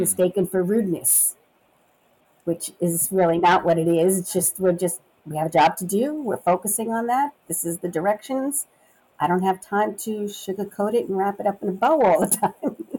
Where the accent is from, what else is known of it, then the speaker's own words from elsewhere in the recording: New York City, New York, United States; moved away as an adult; also born or lived in Long Island, New York; now in Memphis, United States; I was born and raised in Brooklyn, New York, then moved to the suburbs of the city and lived on Long Island